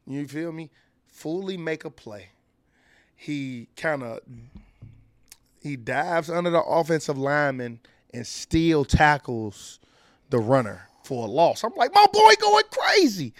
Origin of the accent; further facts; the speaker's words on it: Chicago, Illinois, United States; I'm from Chicago